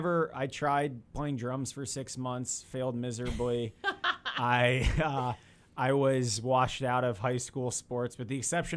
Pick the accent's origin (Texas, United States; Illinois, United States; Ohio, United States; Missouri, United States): Illinois, United States; Mount Prospect; Chicago suburb.